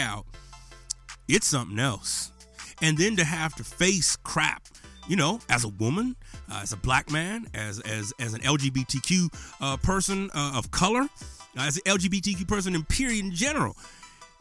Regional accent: Menard, Texas, United States; this is what I grew up with in Menard, Texas

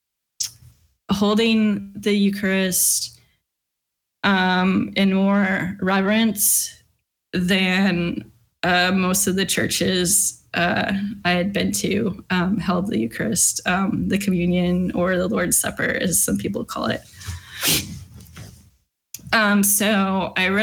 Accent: Southern California, United States; moved away as an adult; also born or lived in Washington State / Lynchburg, Virginia; I was born in California, in Southern California. I went to school or college in Southern California.

